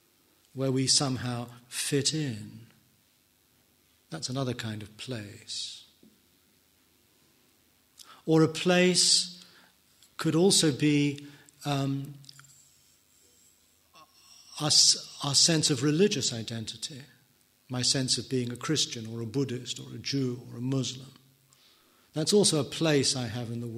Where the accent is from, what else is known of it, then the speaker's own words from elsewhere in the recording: England, United Kingdom; I am an English person